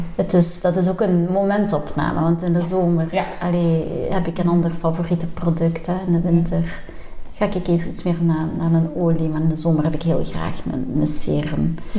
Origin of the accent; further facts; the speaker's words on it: Leopoldsburg, Flanders, Belgium; wij zijn afkomstig van Leopoldsburg